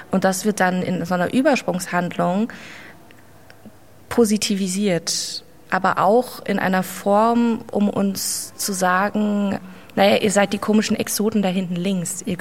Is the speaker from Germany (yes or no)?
yes; Duisburg, North Rhine-Westphalia, Germany; in Duisburg, mitten im Ruhrgebiet. Ich bin auch ein Ruhrgebietskind durch und durch, durch meine Erziehung. Mein Vater kommt aus Mali, meine Mama kommt aus Deutschland